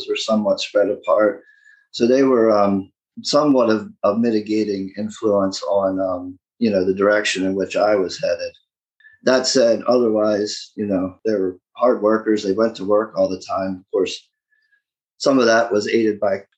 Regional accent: Baltimore County, northern Maryland, United States; also born or lived in Eastern Shore, Maryland; now in Eastern Shore of Maryland, United States; growing up, I lived in northern Maryland, the Baltimore County area, up in the sticks

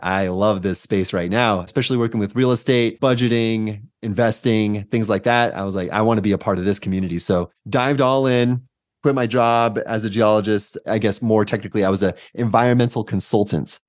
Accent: San Diego, California, United States; moved away as an adult; also born or lived in Santa Cruz, United States; now in Denver, United States; Born and raised in San Diego

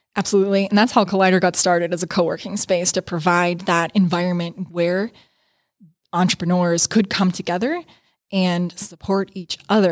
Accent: New Kensington, Pennsylvania, United States; moved away as an adult; also born or lived in Pittsburgh, Pennsylvania; now in Rochester, United States; my hometown in New Kensington, Pennsylvania

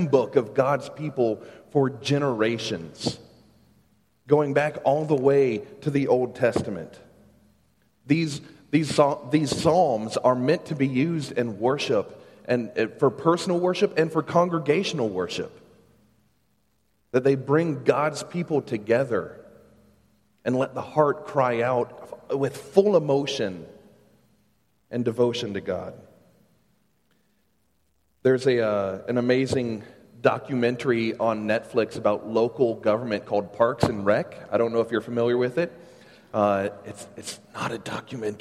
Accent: Ladson, South Carolina, United States; moved away as an adult; also born or lived in Charlotte, North Carolina; I grew up here in the Charleston area. I grew up out in Ladson, graduated from Stahl High School

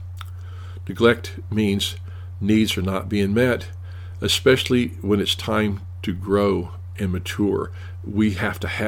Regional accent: Tennessee, United States; I'm from Tennessee

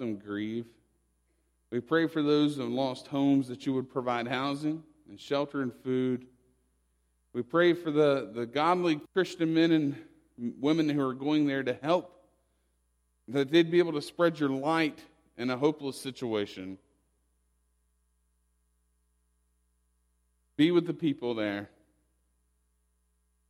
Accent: West Virginia, United States; moved away; I'm originally from West Virginia, and my home state is underwater

